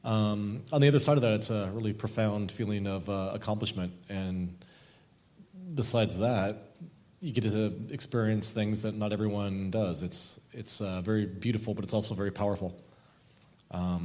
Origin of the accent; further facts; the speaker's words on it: Oregon, United States; I grew up in Oregon